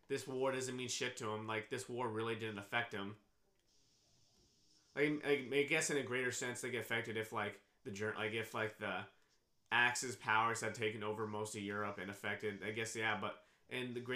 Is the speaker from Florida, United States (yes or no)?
no; Kansas, United States; also born or lived in Guatemala; growing up in Kansas